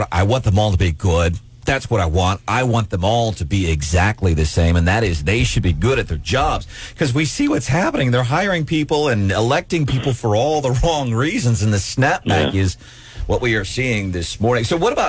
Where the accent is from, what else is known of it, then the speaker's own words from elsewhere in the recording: St. Louis, Missouri, United States; also born or lived in Illinois / California / Arizona; I was an Air Force brat, so I was in Illinois, California, Arizona. But most of my formative years, I grew up along South Grand Boulevard by Tower Grove Park, Grand and Arsenal in South St. Louis.